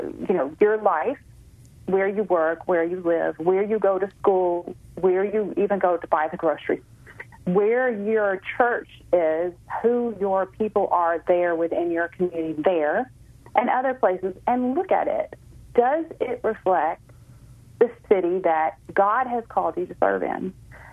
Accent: Memphis, Tennessee, United States; moved away; also born or lived in McLean, Virginia; my hometown there in Memphis

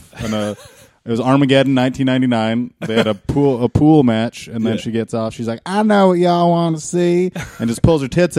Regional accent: Vermont, United States; moved away; also born or lived in upstate New York; I came from Vermont originally and then I moved around upstate. Yeah. So it was all small.

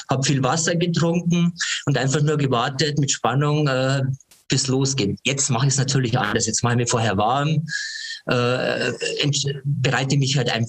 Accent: Ingolstadt, Bavaria, Germany; born there; Ich bin 57 Jahre alt, bin gebürtiger Ingolstädter, habe eigentlich schon immer Sport gemacht.

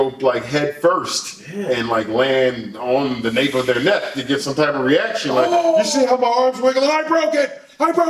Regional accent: Philadelphia, Pennsylvania, United States; us being in Philadelphia

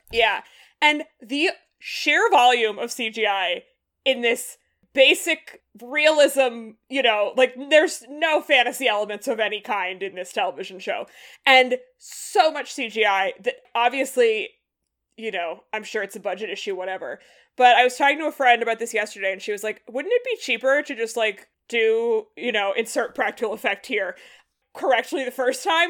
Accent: Massachusetts, United States; I'm from Massachusetts

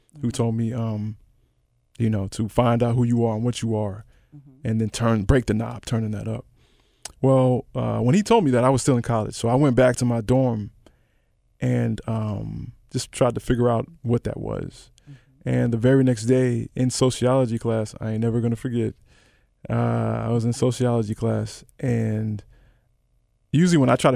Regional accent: Memphis, Tennessee, United States; I grew up in Memphis, surrounded by none

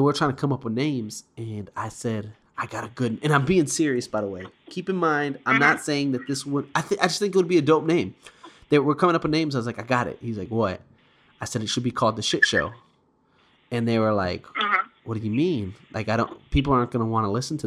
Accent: Smithville, Texas, United States; I'm from Smithville

